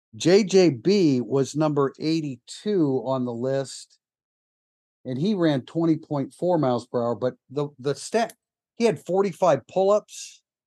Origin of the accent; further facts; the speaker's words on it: South Bend, Indiana, United States; I was born in South Bend